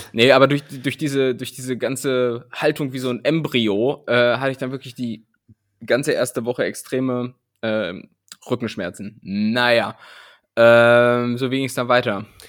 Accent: Germany

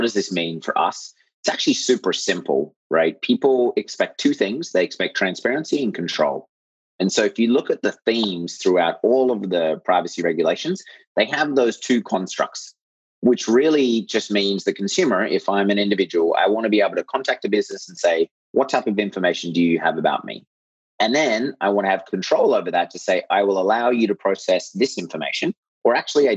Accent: Australia; moved away as an adult; also born or lived in United States / Europe / Japan; now in Bay Area, United States; I grew up in Australia

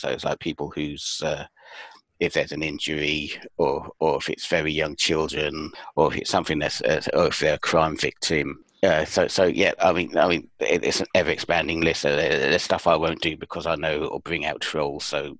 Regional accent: United Kingdom; Yeah, I mean, as a British thing goes, it is very British that we can laugh at ourselves

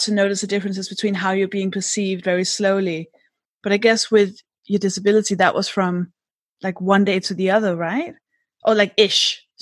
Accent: Denmark; English is a second language; moved away; I'm from Denmark.

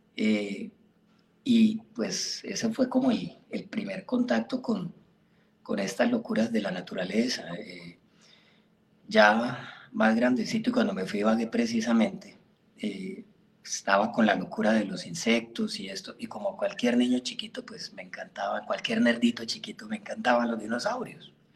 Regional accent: Florencia, Caquetá, Colombia; also born or lived in Puerto Rico, Caquetá / Ibagué / Bogotá; yo soy caqueteño, yo nací en Puerto Rico, Caquetá, un pueblito que queda a 100 kilómetros al norte de Florencia. Viví ahí un añito y me trajeron para Florencia acá

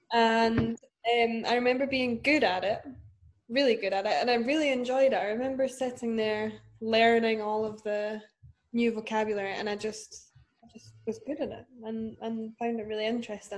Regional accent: Dunfermline, Scotland, United Kingdom; now in Glasgow, United Kingdom; I am from Scotland. I'm from Dunfermline originally, but I currently live in Glasgow

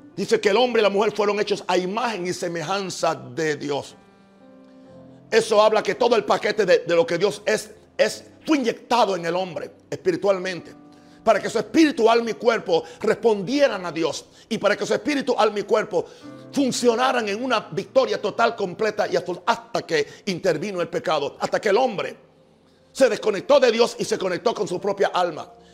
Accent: United States; soy gringo, no porque soy americano

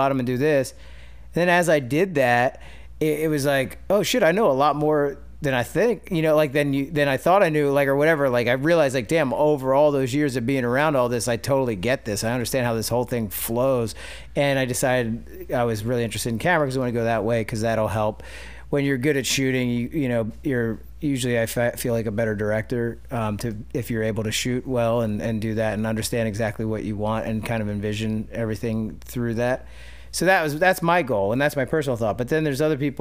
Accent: West Chester, Pennsylvania, United States; moved away; I grew up outside of Philly in Westchester

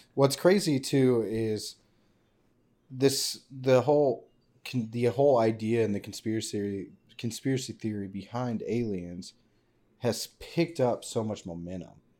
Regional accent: Roswell, New Mexico, United States; I was born in Roswell, nineteen ninety-four.

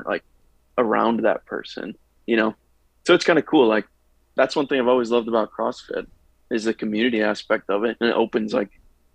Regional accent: Chicago, Illinois, United States; moved away as an adult; now in Austin, United States; I'm from Chicago originally, moved down here for work

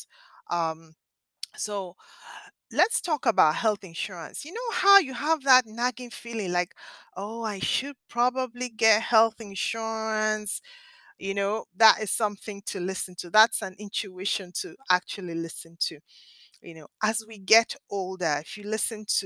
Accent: Nigeria; now in Philadelphia, United States; I spent my formative years in Nigeria in West Africa.

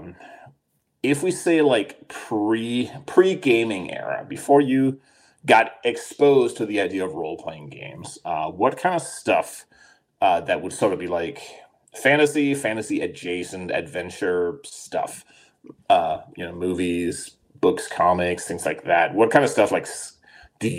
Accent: Denmark; moved away; I grew up in Denmark

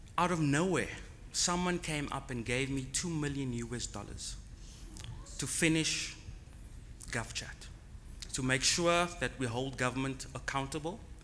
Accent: Cape Town, Western Cape, South Africa; I'm from Cape Town.

